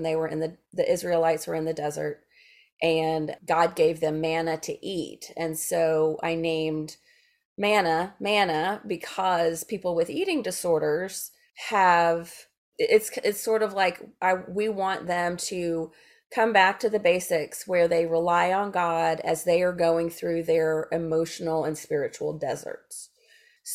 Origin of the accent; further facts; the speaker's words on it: Memphis, Tennessee, United States; I'm from Memphis